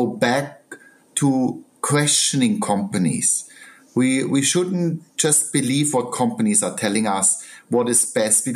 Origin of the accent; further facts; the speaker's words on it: Southern Germany, Germany; now in United Kingdom; I'm a country boy. I come from South Germany, the mountains